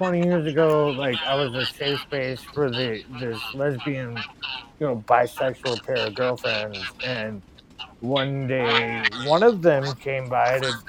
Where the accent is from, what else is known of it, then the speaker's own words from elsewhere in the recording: Minneapolis, Minnesota, United States; Minneapolis, Minnesota.